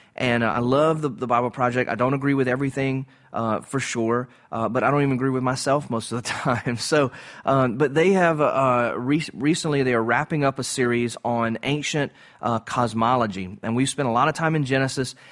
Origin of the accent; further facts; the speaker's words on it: Cajun, Louisiana, United States; I'm a Cajun